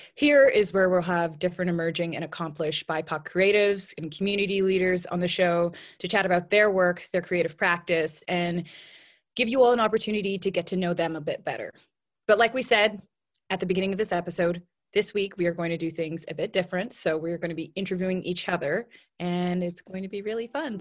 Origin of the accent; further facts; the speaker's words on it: Toronto, Ontario, Canada; also born or lived in Los Angeles / London; I was born and raised in Toronto, but right now I find myself living in a few different places